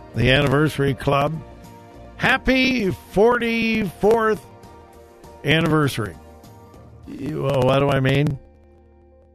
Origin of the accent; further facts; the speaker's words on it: Southern California, United States; moved away as an adult; also born or lived in South Carolina / Florida / Wichita, Kansas; now in Columbus, United States; I grew up in Southern California.